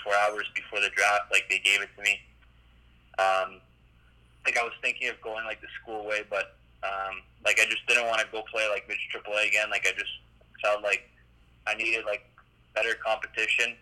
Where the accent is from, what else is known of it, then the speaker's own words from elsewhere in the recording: Canada; growing up in Canada